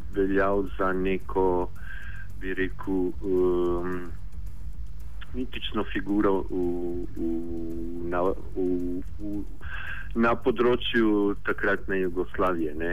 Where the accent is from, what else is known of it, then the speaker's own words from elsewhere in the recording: Pula, Istria County, Croatia; moved away; also born or lived in Ljubljana; ko živel v Puli, ki prihajam iz Pula.